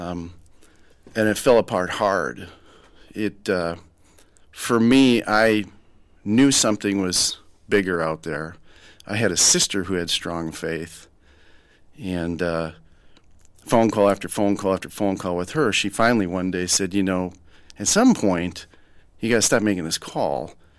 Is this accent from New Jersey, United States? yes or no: no; Rochester, Minnesota, United States; I'm born and raised in Rochester, Minnesota